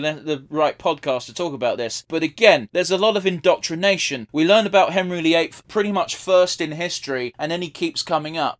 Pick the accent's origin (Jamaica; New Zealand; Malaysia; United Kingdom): United Kingdom; we're British.